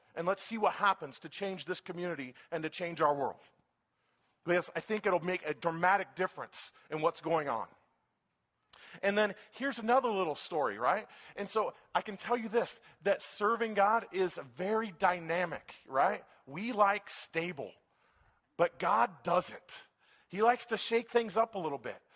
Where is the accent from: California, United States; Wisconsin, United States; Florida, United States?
California, United States; Folsom; I'm from Folsom